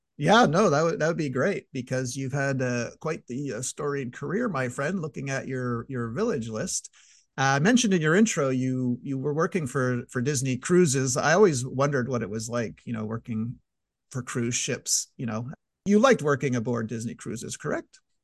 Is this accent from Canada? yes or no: yes; Canada; I'm, I'm Canadian